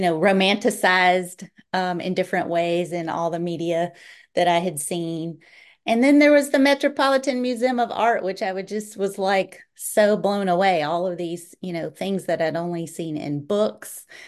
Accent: North Carolina, United States; moved away as an adult; also born or lived in New York; I'm from North Carolina.

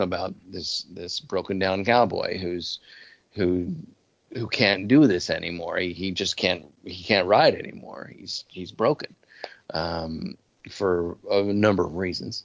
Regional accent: Colorado, United States; moved away; I grew up, part of the time I grew up in Colorado

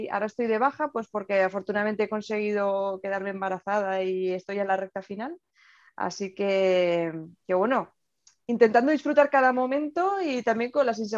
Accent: Navarre, Spain; also born or lived in Murcia; yo tengo 39 años, Em, soy de Navarra, pero he dado muchas vueltas eh, por España y demás, y al final el sitio donde más tiempo he pasado, donde he estudiado y me he formado ha sido Murcia.

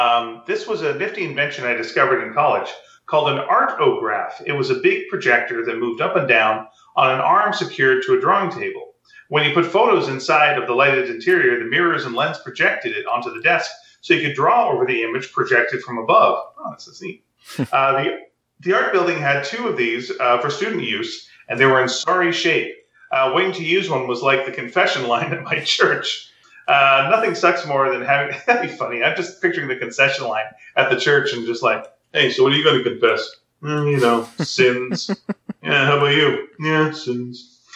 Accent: Mesquite, Texas, United States; but we both grew up in the same town, so it's fun to compare many of the same experiences growing up in Mesquite.

